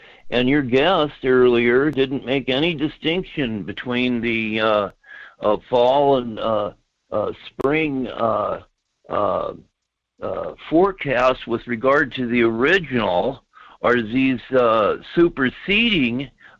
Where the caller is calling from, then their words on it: Fairbanks, Alaska, United States; from Fairbanks.